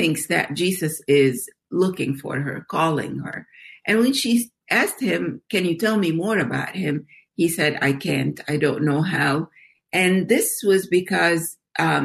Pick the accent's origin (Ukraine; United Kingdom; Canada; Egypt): Egypt; I grew up in Egypt as in a Muslim family